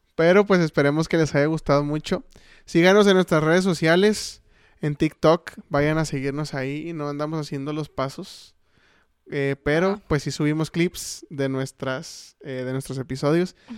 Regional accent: Chihuahua, Mexico; somos de Chihuahua

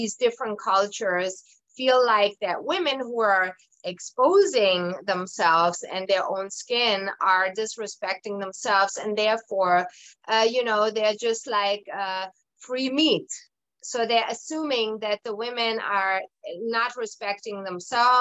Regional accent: Germany; moved away; I'm originally from Germany. I was born and raised in Germany

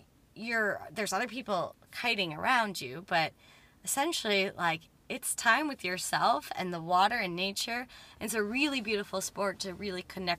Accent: Muskoka, Ontario, Canada; Like, I'm not from Canada. I'm Muskoka. And so I meet everybody here, and like, I am a bit of an outsider.

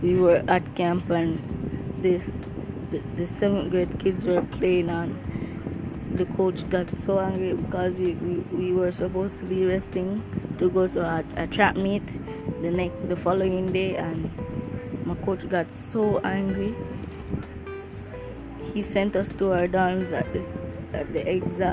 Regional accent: Jamaica; I'm Jamaican.

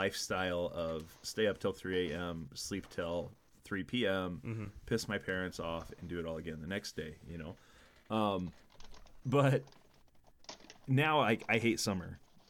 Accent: Illinois, United States; as I'm sure as most people know, I grew up in Southern Illinois, 6 hours south of where I live now.

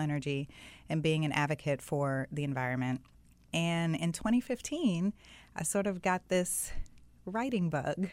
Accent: South Florida, United States; I grew up in South Florida.

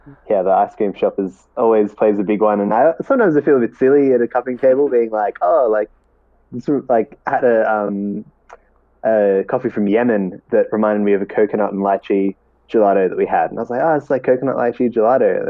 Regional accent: Australia; I'm Australian.

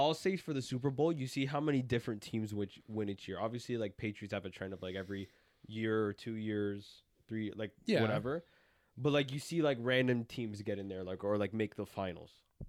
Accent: Canada; As a Canadian

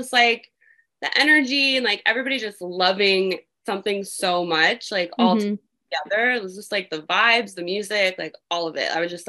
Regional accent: Florida, United States; Yeah, I was.

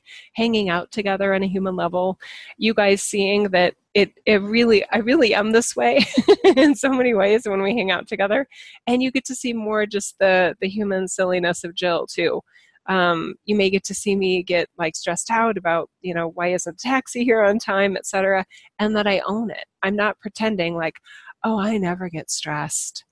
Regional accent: United States; as an American citizen

